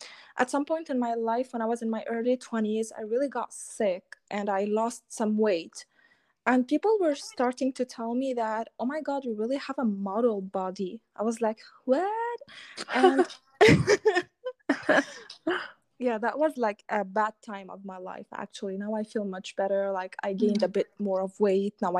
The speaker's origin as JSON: {"language": "English", "country": "Lebanon", "tie": "born or raised there", "said": "I am a Lebanese girl. So I come from the Middle East, and I have been raised in a like very conservative, family-oriented background"}